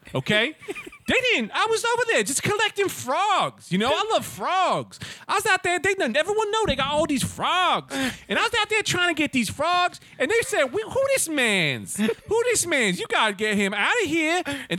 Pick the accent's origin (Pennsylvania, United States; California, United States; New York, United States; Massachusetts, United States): New York, United States; Bronx; No, man. I'm from the East Bronx.